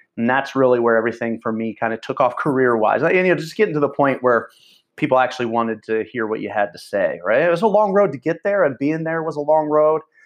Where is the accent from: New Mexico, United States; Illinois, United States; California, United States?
Illinois, United States; near Champaign; ended up in Champaign, which was the biggest city near where I grew up in Champaign, Illinois